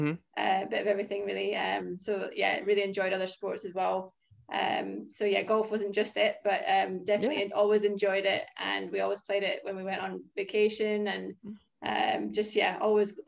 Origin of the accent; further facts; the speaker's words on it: Aberdeen, Scotland, United Kingdom; So I'm from Aberdeen, Scotland